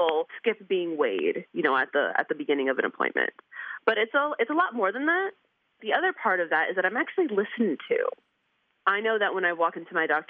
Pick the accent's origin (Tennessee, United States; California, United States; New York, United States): New York, United States; I'm from New York